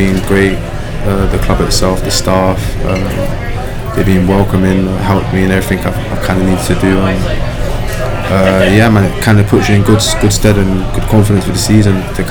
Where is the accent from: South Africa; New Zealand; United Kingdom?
United Kingdom; London; moved away as an adult; now in Madison, United States; I grew up in North London, England.